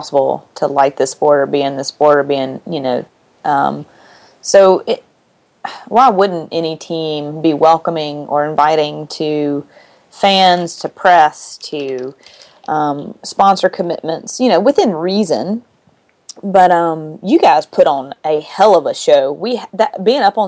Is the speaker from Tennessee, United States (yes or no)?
no; Mississippi, United States; I'm from Mississippi